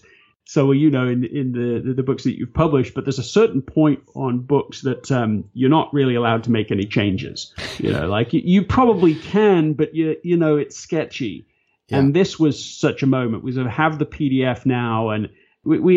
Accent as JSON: {"language": "English", "region": "England", "country": "United Kingdom", "said": "I'm English"}